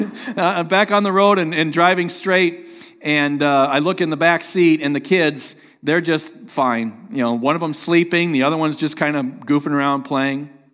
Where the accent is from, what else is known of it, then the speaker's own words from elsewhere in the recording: Sheboygan, Wisconsin, United States; moved away as an adult; also born or lived in Terre Haute, Indiana; I grew up in Sheboygan, Wisconsin